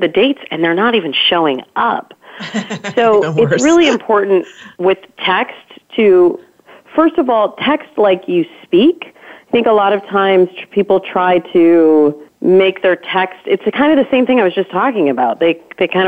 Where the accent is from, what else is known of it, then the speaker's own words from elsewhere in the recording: Midwest, United States; I grew up in the Midwest